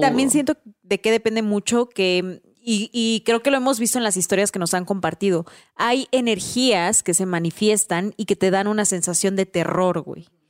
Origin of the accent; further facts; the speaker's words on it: Mexico; como mexicanos no se nos haría raro